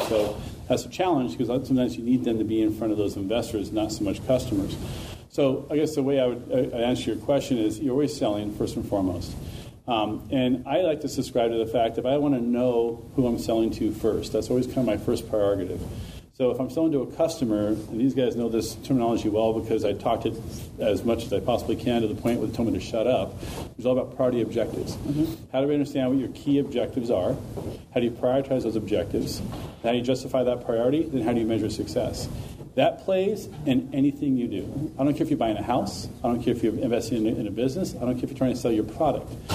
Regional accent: Sacramento, California, United States; I'm from Sacramento as well

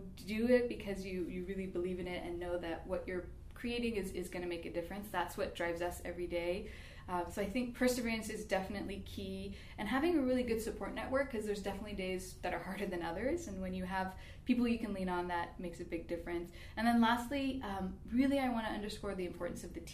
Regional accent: Bay Area, California, United States; now in Sacramento, United States; I'm actually from California, the Bay Area

